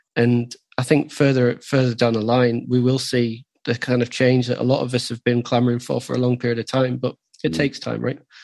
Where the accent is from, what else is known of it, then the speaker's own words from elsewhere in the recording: the north of England, United Kingdom; also born or lived in London; now in Newcastle, United Kingdom; we're both from the north